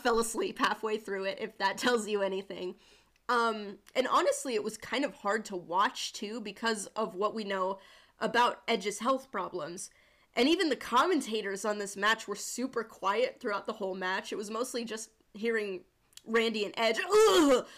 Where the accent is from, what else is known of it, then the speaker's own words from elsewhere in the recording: Sturgis, South Dakota, United States; I'm from Sturgis, South Dakota.